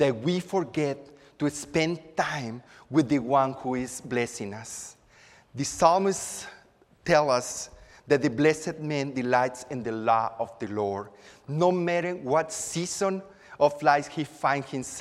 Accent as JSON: {"language": "English", "town": "Acapulco", "region": "Guerrero", "country": "Mexico", "tie": "born or raised there", "moved": "yes", "lives_now": "Houston, United States", "said": "I'm from Acapulco, which is a tropical environment on the Pacific coast of Mexico. My parents' house is near a river, and as a child, I spent many afternoons"}